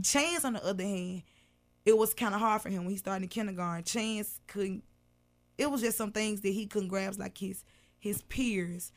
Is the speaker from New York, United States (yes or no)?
no; Memphis, Tennessee, United States; also born or lived in Whitehaven, Memphis; I'm from South Memphis